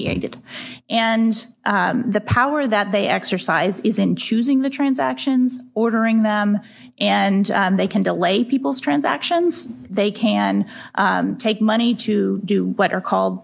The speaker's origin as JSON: {"language": "English", "region": "Texas", "country": "United States", "said": "my home state of Texas"}